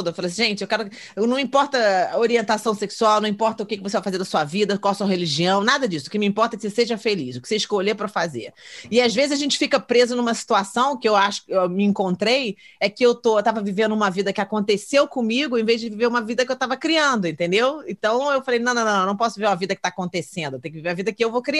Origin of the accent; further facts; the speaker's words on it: Brazil; now in California, United States; cara. É minha terra, é minha casa, é onde eu me sinto confortável. E eu tô aqui, agora que eu descobri que eu tô em cima daquele San Andreas, daquele, daquela crack ali é